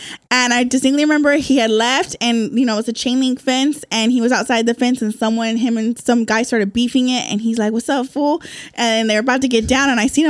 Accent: Bakersfield, California, United States; moved away as an adult; now in San Diego, United States; I'm from Central California, Bakersfield.

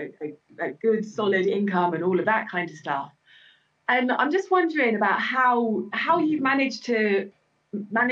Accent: North Cornwall, South West England, United Kingdom; also born or lived in St Dennis, Cornwall; When I grew up in North Cornwall, near Weybridge

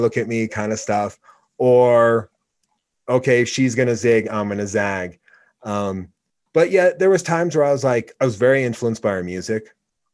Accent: Oregon, United States; moved away; also born or lived in Laramie, Wyoming; growing up in Oregon

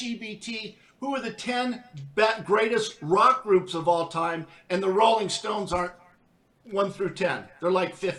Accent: Southern California, United States; being from Southern California. A lot of people don't know that I'm from Southern California

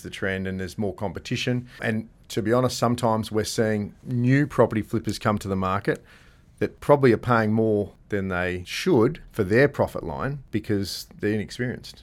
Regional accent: Gosnells, Western Australia, Australia; I grew up in Gosnells

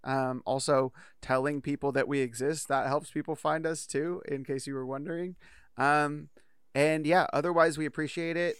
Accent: Bay Area, California, United States; moved away; we grew up in the Bay Area

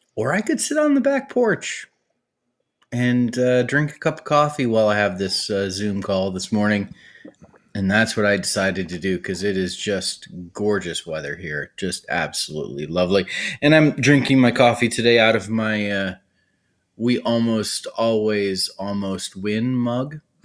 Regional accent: Cleveland, Ohio, United States; I was born and raised in Cleveland, Ohio.

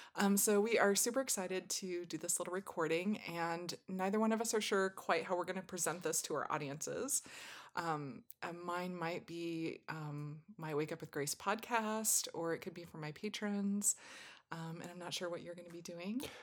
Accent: Southwest, United States; I was born in the Southwest and raised in a very warm climate

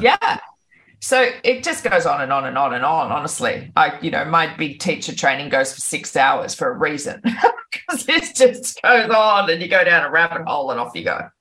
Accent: Byron Bay, New South Wales, Australia; my hometown of Byron Bay

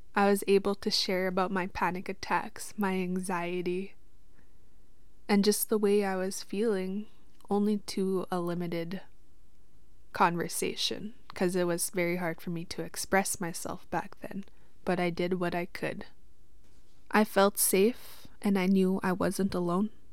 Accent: Witchekan Lake First Nation, Saskatchewan, Canada; I'm from Wichkin Lake First Nation, Treaty Six territory, and that is out here in Saskatchewan. I grew up in the reserve until I was about seventeen

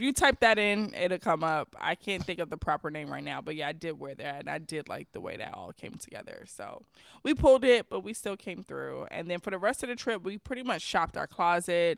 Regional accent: New York City, New York, United States; I'm from New York City.

